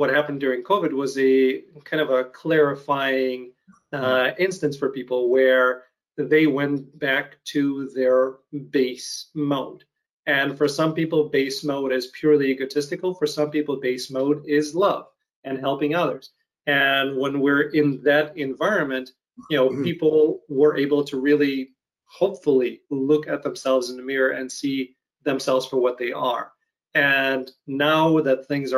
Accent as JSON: {"language": "English", "country": "Ukraine", "tie": "born or raised there", "moved": "yes", "said": "I grew up in Ukraine"}